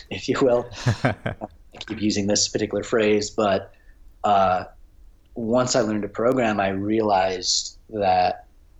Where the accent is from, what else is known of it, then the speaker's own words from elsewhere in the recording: Minneapolis, Minnesota, United States; I'm from the Minneapolis area, Minnesota